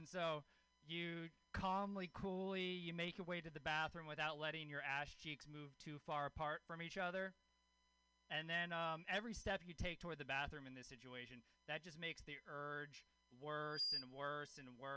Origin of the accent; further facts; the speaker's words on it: Louisiana, United States; I grew up in Louisiana. I grew up with a hippie mom in Louisiana.